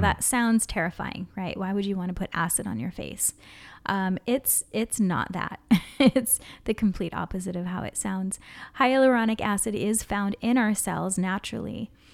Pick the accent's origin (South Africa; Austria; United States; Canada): United States; Hawaii; growing up in Hawaii and always being in the sun